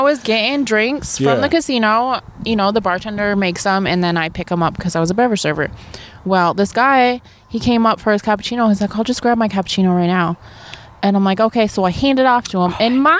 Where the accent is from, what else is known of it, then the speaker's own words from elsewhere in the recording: Brushton, New York, United States; also born or lived in Korea; I was born in Korea. So, yeah. When people do say, where are you from? I really do say Brushton.